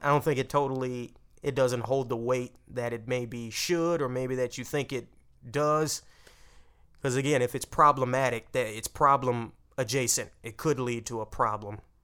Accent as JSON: {"language": "English", "region": "Texas", "country": "United States", "said": "I'm from Texas"}